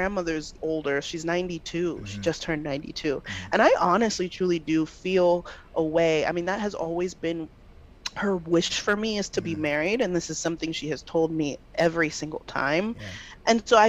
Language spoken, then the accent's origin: English; Nigeria; I mean, and especially being Nigerian, like, we are used to seeing these big old Bella Naija weddings.